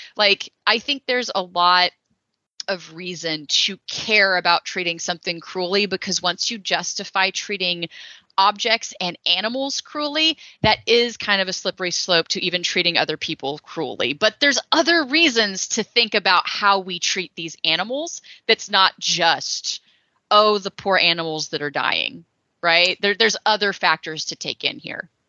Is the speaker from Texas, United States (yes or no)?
yes; Texas, United States; I'm from Texas